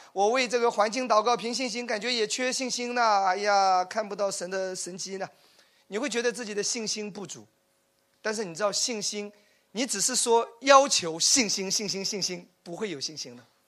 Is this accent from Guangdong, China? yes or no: no; Wenzhou, Zhejiang, China; 因为我是属于典型的留守儿童。我我我是温州人，其实我们父母都有个共同点，早早的出去做生意了。然后就跟跟那些爷爷奶奶、外公外婆一起